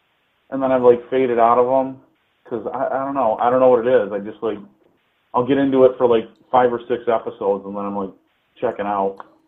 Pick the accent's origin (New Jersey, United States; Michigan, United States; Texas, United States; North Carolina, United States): Michigan, United States; Being from Michigan and like being right across the border from Ontario